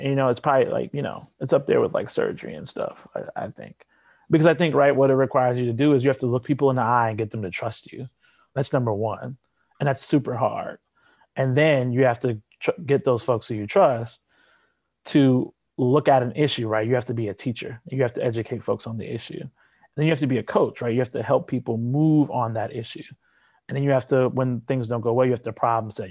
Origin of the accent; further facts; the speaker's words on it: Chicago, Illinois, United States; also born or lived in Grinnell, Iowa; I'm from South Shore, from the south side of Chicago. I went to Kenwood Academy